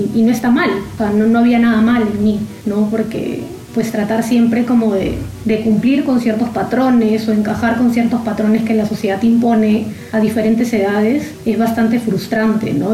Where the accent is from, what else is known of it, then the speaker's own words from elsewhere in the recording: Lima, Peru; soy de Lima, Perú